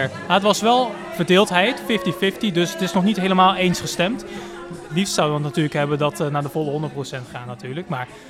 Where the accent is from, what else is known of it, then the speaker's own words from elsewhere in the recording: Roosendaal, North Brabant, Netherlands; ik kom uit Roosendaal